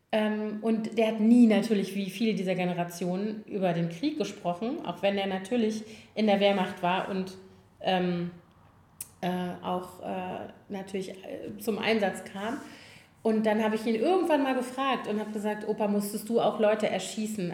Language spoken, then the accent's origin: German; Koblenz, Rhineland-Palatinate, Germany; born or raised there; now in Berlin, Germany